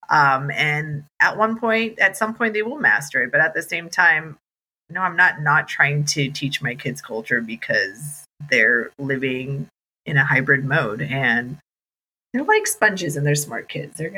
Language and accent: English; United States; also born or lived in India / Texas; I was born in, in India, but grew up in America, and I am American, American Indian